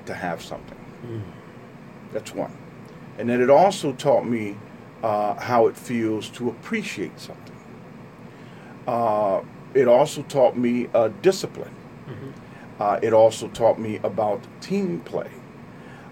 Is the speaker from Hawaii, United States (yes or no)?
no; Trenton, New Jersey, United States; I'm from Trenton, born and raised here.